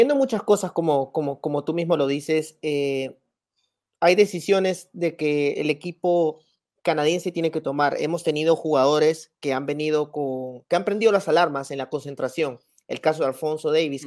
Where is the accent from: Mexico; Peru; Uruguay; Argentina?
Peru